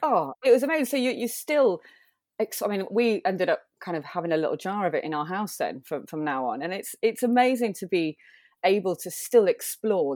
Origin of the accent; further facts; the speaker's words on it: Manchester, North West England, United Kingdom; I'm born born and raised in Manchester